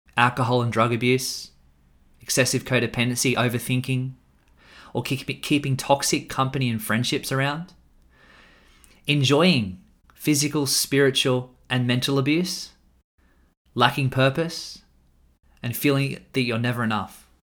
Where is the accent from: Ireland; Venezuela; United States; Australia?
Australia; I'm an Australian man